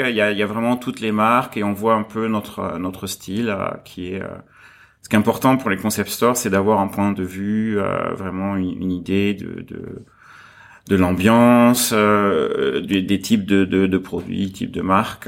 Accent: south of France, France; moved away as an adult; now in Hong Kong; je suis né en France, dans, dans un village du, du, sud de la France, et euh, je suis arrivé à Hong Kong juste après mes études. Donc j'avais 22 ans quand je suis arrivé ici

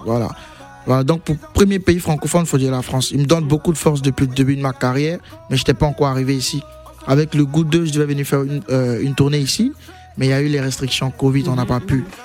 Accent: Abidjan, Côte d’Ivoire; je viens de Yopougon.

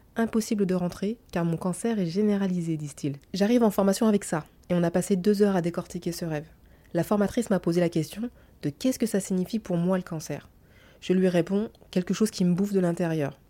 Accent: France; nous les Frenchies

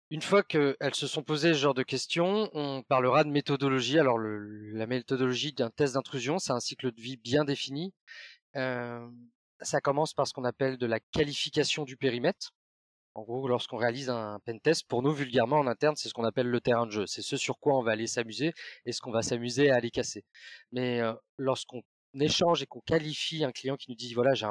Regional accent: Brittany, France; parce que je suis breton, ma, grand-mère a inventé la galette saucisse.

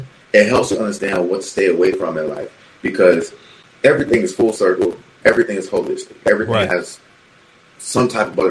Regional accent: Plantation, Florida, United States; I was born in Plantation General Hospital.

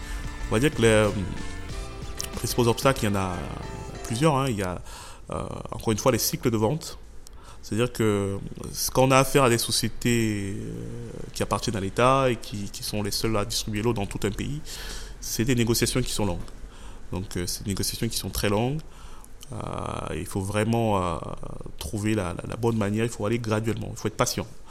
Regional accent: Yaoundé, Centre, Cameroon; j'ai grandi au, j'ai grandi au Cameroun

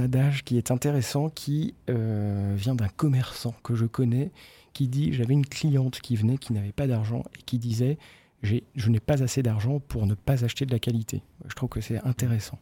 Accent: Brittany, France; Mes parents étaient commerçants en Bretagne. Mhm. Euh, dès que je peux placer que je suis breton

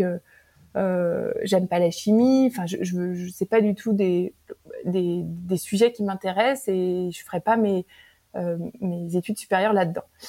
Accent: Paris, Île-de-France, France; moved away as an adult; also born or lived in New York; now in Silicon Valley, United States; je suis originaire de Paris, j'ai grandi entourée de mes parents, de mon frère, tout, toute ma vie

